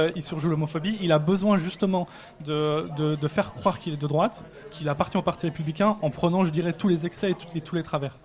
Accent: France; En tant que Français

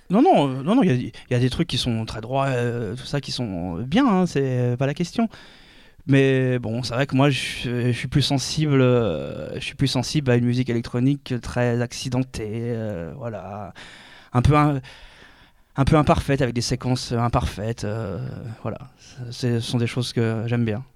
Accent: Orléans, Centre-Val de Loire, France; now in Tours, France; je vis à Tours, je viens de Orléans

